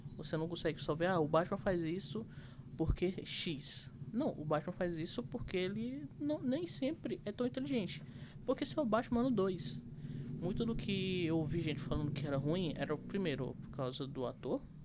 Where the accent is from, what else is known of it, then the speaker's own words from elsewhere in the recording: Brazil; E mesmo eu que sei espanhol e que sou brasileiro